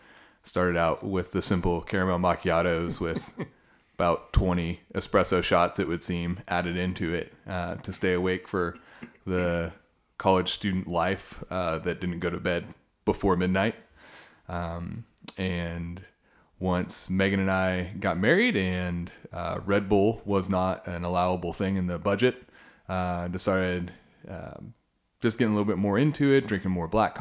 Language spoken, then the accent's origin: English; Western Kansas, United States; now in Stillwater, United States; I hail from Western Kansas, kind of all over the map there in my past.